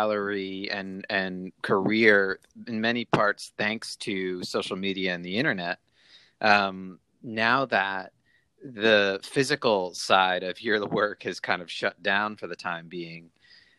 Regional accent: Brookline, Massachusetts, United States; moved away; I'm from Brookline, Massachusetts, right outside Boston.

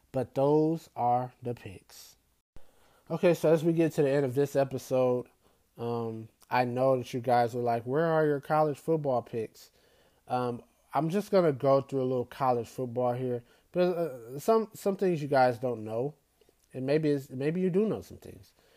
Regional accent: Detroit, Michigan, United States; the Pistons are going to do, my hometown team

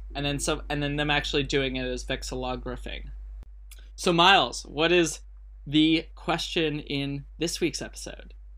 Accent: United States; I'm the idiot from America

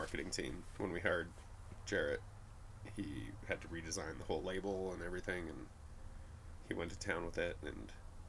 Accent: Pojoaque, New Mexico, United States; where I grew up in Pulaski, which is about 20 miles north of Santa Fe, is 8 minutes south of the lowrider capital of the world

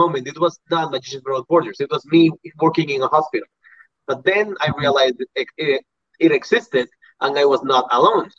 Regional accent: Puriscal, San José, Costa Rica; I went back to my hometown in Puriscal

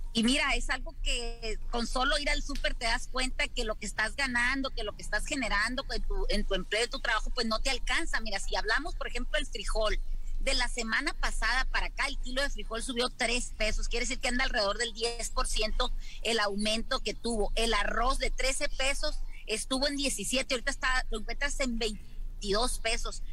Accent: Mexico

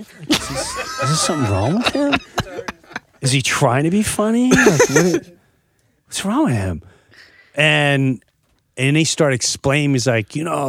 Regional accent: Chester, New Jersey, United States; my hometown, Chester, New Jersey

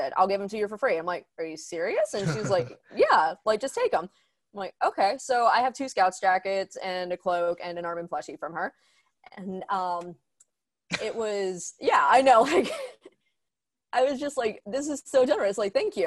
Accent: Pittsburgh, Pennsylvania, United States; I live in Pittsburgh, grew up here

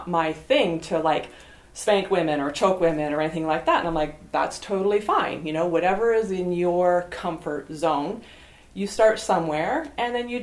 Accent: Ottawa, Ontario, Canada; I'm from Barhaven.

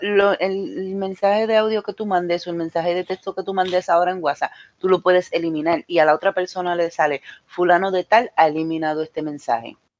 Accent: Mayagüez, Puerto Rico; moved away; cuando yo, era más pequeña en mi país, eh, siempre pues pasábamos por, por una luz en, un sitio específico en Mayagüez

